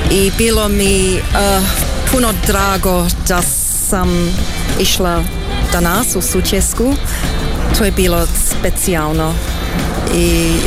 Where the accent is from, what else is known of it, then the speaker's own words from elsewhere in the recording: Australia; born there; Pa, ja sam rođena u Australiji.